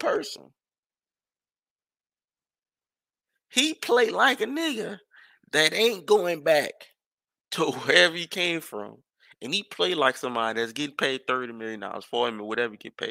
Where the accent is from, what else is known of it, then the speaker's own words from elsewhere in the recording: New Orleans, Louisiana, United States; I grew up in New Orleans